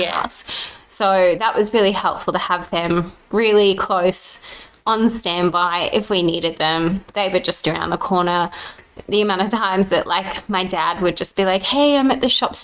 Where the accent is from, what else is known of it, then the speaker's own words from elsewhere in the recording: Brisbane, Queensland, Australia; because I grew up in Brisbane